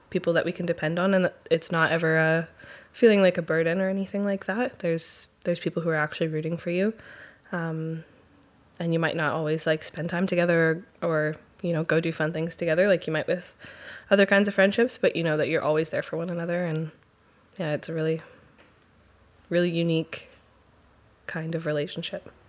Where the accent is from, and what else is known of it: Chilliwack, British Columbia, Canada; born or raised there; also born or lived in Powell River, British Columbia / Theodosia, British Columbia